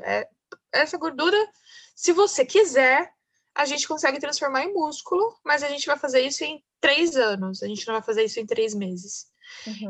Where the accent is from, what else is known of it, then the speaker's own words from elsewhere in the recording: Pindamonhangaba, São Paulo, Brazil; moved away as an adult; now in São Paulo, Brazil; eu sou do interior de São Paulo, sou de Pindamonhangaba, estou em Pindamonhangaba hoje, porque eu estou voltando para minha cidade natal